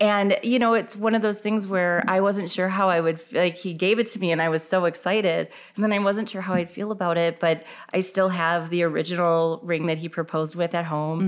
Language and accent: English; Illinois, United States; now in Minnesota, United States; I am originally from Illinois